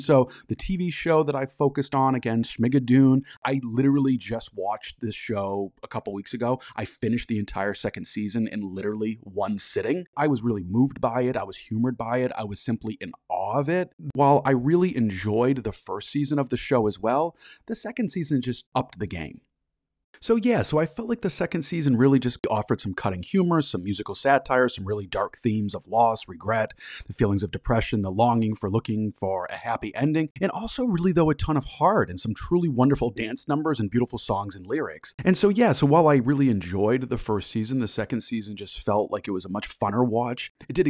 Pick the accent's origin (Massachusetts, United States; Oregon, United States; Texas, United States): Massachusetts, United States; I grew up in Massachusetts, and so my theater experience was incredibly limited growing up.